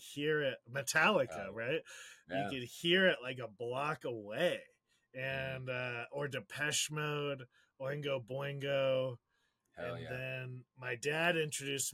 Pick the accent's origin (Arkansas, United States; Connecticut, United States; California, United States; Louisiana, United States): California, United States; San Diego; I had a relationship to San Diego that's different at 17 than it is now at 36